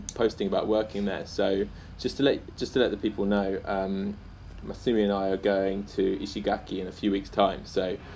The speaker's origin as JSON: {"language": "English", "region": "England", "country": "United Kingdom", "moved": "yes", "lives_now": "Tokyo, Japan", "said": "I'm an English guy living in Tokyo"}